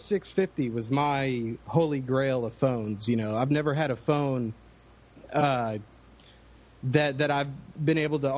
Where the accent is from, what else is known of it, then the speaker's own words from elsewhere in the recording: Dallas, Texas, United States; Dallas, Texas.